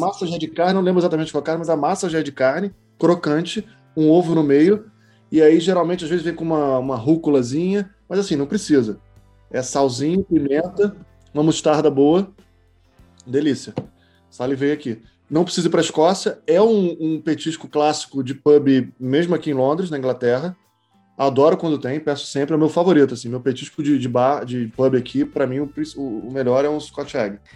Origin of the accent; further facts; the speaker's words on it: Niterói, Rio de Janeiro, Brazil; moved away; Eu morei, eu morei, eu sou de Niterói